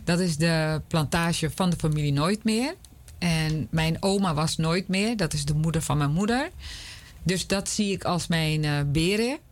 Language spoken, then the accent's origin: Dutch; Amsterdam, North Holland, Netherlands; ik ben in Amsterdam opgegroeid